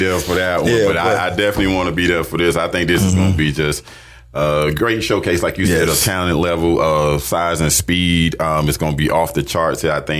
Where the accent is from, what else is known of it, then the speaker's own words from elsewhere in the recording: Miami, Florida, United States; I'm not a Leon County guy. I grew up in Miami